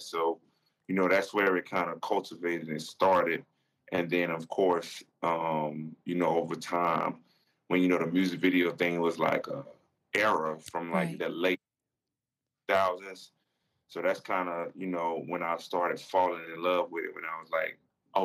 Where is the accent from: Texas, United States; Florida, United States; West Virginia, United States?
Florida, United States; Fort Lauderdale; I'm from Fort Lauderdale.